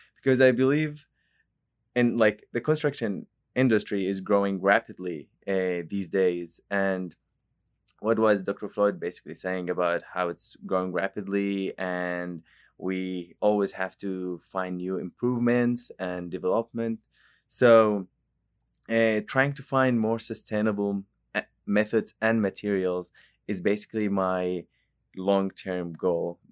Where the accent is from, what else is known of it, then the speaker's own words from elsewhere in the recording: Jordan; moved away as an adult; now in Oklahoma, United States; I'm not from Oklahoma, actually. I'm, I'm from Jordan, and it's a country in the Middle East